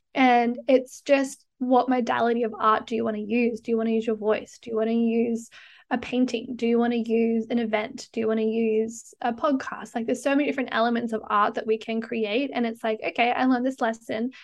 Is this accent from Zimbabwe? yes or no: no; Australia; now in Canada; as you can probably tell, I'm Australian, but I live in Canada